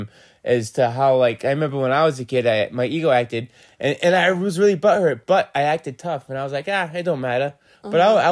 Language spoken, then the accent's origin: English; Gloucester, Massachusetts, United States; I grew up in Gloucester, Massachusetts